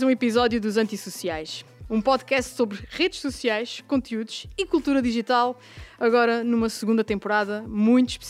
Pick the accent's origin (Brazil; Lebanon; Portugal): Portugal; Angra do Heroísmo, Azores; moved away as an adult; bem no centro da linda e histórica cidade de Angra do Heroísmo, sítio onde nasci e vivi até aos meus 18 anos.